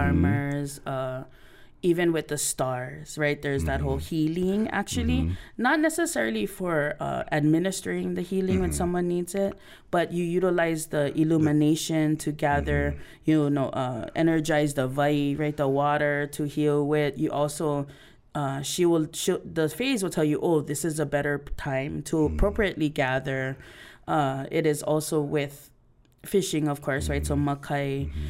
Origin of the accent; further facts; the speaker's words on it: Hilo, Hawaii, United States; moved away; also born or lived in Oahu; I'm from Big Island.